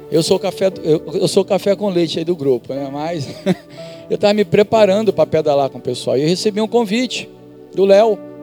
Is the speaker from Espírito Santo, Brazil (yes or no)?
no; Duque de Caxias, Rio de Janeiro, Brazil; da minha infância eu estudava em Duque de Caxias, em Duque de Caxias, no Rio de Janeiro